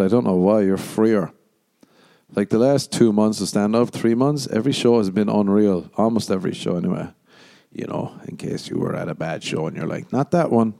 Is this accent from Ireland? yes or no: yes; Ireland; moved away; growing up in Ireland